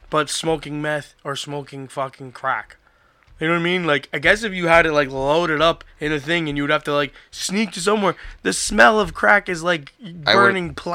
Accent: Florida, United States; I grew up in Florida

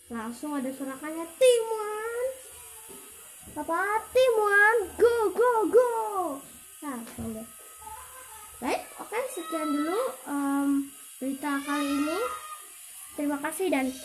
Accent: Depok, West Java, Indonesia; Saya berasal dari Jawa Barat, tepatnya di kota Depok dan tepatnya di Kelurahan Grogol

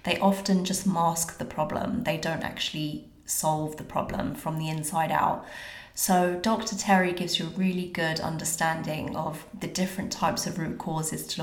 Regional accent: London, United Kingdom; moved away; I'm from London and I miss it so much

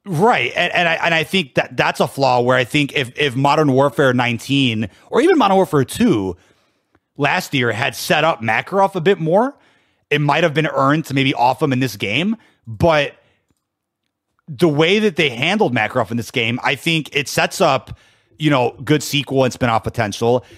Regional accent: Chicago, Illinois, United States; born and raised in Chicago

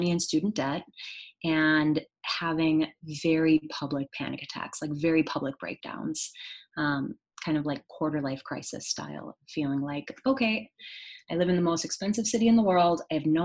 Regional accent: Wisconsin, United States; I grew up in Wisconsin, here in the United States, from the Midwest, and I come from a very small town

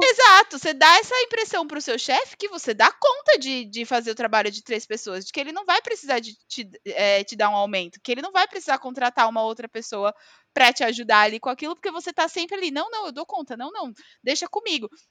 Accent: Brazil; accent: Brazilian; moved away; eu era do tá Brasil

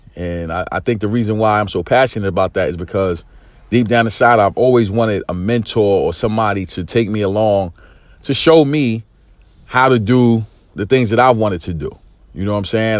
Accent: New York City, New York, United States; growing up in East New York, single parent home

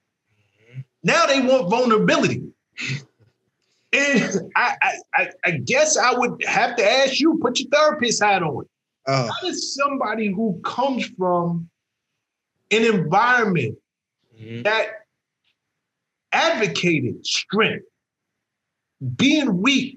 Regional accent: New York City, New York, United States; I'm from the South Bronx, right? I got six brothers

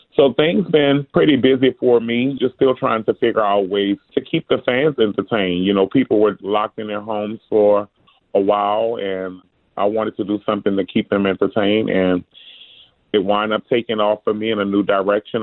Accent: New Orleans, Louisiana, United States; Growing up in New Orleans

